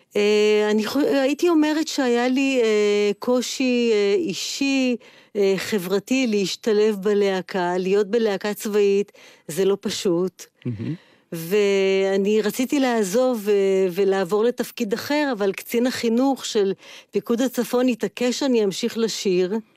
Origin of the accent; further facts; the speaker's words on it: Haifa, Haifa District, Israel; אני חיפאית אה, במקור